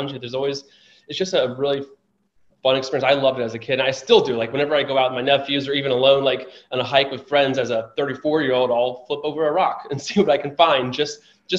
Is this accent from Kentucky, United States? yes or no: yes; Florence, Kentucky, United States; moved away as an adult; also born or lived in St. Louis, Missouri; now in Washington, DC, United States; I was raised in Florence, Kentucky, just south of Cincinnati, Ohio. But I was born in Eastern Kentucky